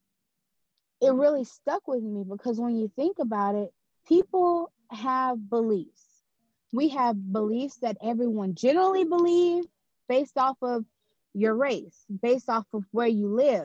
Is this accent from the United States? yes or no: yes; Louisiana, United States; I'm born and raised in Louisiana.